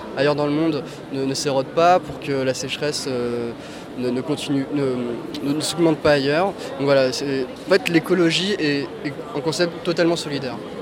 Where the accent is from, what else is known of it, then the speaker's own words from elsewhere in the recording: France; also born or lived in Noisy-le-Grand; nous, en tant que Français, en tant que Noiséens